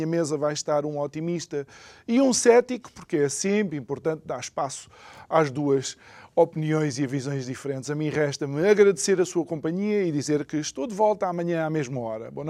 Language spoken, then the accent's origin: Portuguese; Angola; born there; Portanto, eu próprio nasci tu, em Angola.